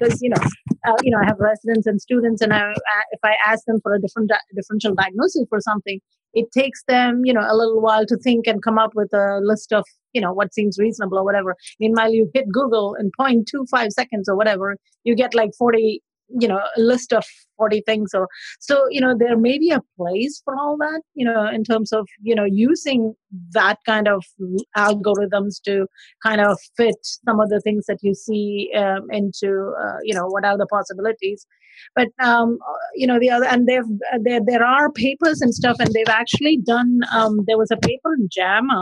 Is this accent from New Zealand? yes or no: no; India; now in New Orleans, United States; I'm originally from India. I am currently practicing in New Orleans.